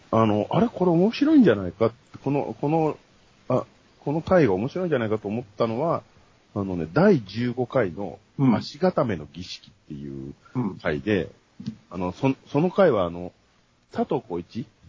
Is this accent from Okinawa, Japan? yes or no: no; Kamakura, Kanagawa, Japan; now in Tokyo, Japan; 僕今鎌倉出身なんですけど、今都内に在住なんですよ